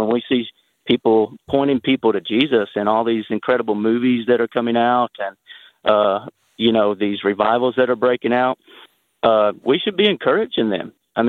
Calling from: Murfreesboro, Tennessee, United States; from Murfreesboro.

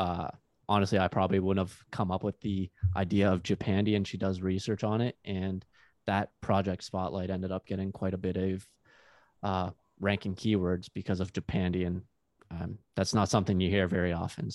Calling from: Bell River, Ontario, Canada; Technically Bell River, but then it got classified as Lakeshore because it was really small. So they joined it into a bigger community. So Lakeshore, Bell River, Ontario, which is close

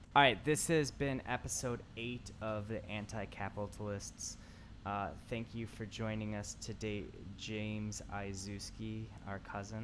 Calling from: Tokyo, Japan; I'm calling from Tokyo

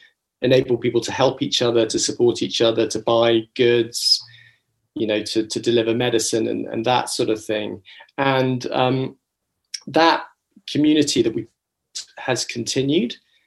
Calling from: London, United Kingdom; I'm connecting from Acton in London, which is a very large borough of London within Ealing.

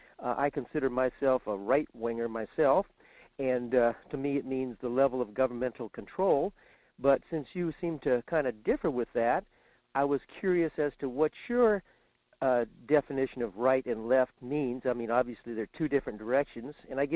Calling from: Fairbanks, Alaska, United States; in Fairbanks.

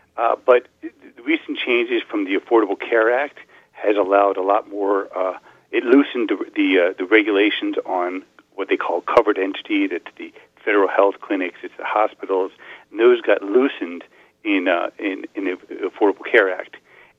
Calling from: Falls Church, Virginia, United States; I'm calling you from Falls Church, Virginia.

